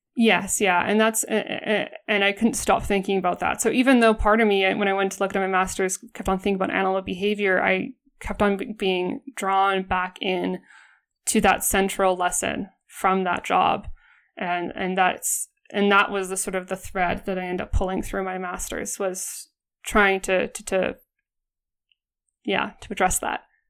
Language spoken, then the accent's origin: English; Alberta, Canada; I'm from Alberta and, like, every Albertan